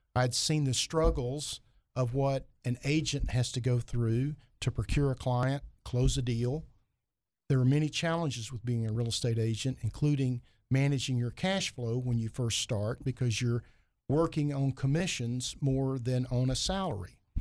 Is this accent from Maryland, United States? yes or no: no; Heber Springs, Arkansas, United States; also born or lived in Fayetteville, Arkansas; now in Little Rock, United States; I'm from Heber Springs